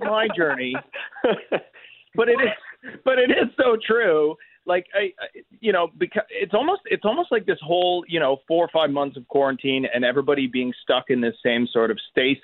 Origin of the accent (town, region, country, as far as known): Canada